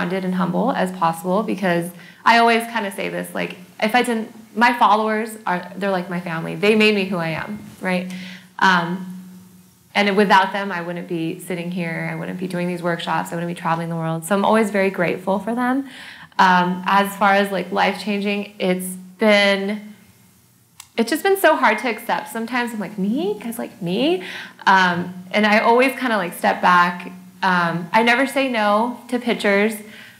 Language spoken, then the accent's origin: English; California, United States; also born or lived in Malaysia; so I'm from Malaysia. Okay. And then I was brought up and raised in California.